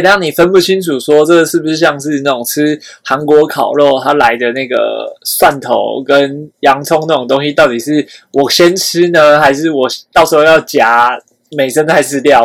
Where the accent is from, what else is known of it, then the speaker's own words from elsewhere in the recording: Taiwan; 我们台湾人